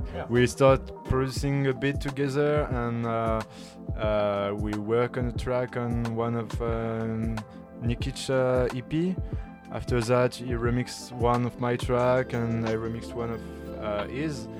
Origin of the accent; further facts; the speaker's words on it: Lyon, Auvergne-Rhône-Alpes, France; Originally, I'm from Lyon, France